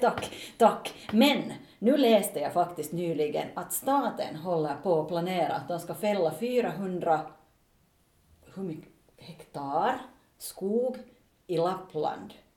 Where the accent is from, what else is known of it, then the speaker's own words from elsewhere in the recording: Finland; som finländsk företagare